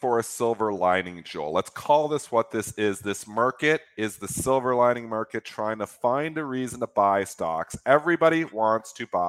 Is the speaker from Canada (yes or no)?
yes; Canada; we're Canadian